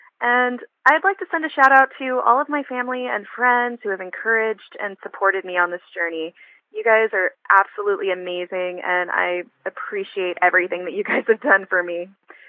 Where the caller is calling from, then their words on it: San Antonio, Texas, United States; I'm calling from San Antonio, Texas.